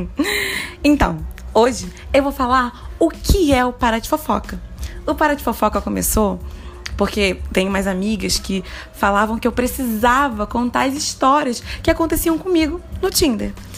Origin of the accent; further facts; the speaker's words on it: Rio de Janeiro, Brazil; E eu sou muito carioca